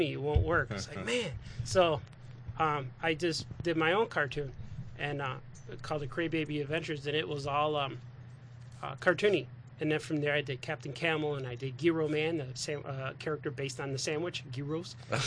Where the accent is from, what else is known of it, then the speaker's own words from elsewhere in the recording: Chicago, Illinois, United States; I was born in Chicago. Southside Chicago